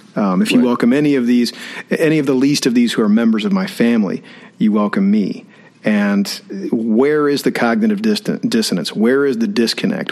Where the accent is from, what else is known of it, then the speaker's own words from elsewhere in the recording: Austin, Texas, United States; moved away as an adult; now in College Station, United States; growing up in Austin and I was fourth generation right. in a Baptist church